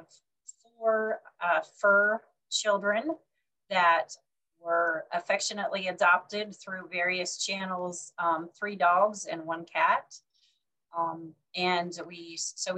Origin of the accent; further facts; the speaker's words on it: Oregon, United States; moved away as an adult; also born or lived in Baltimore, Maryland / Wisconsin; now in Statesville, North Carolina, United States; I was born and raised in Oregon.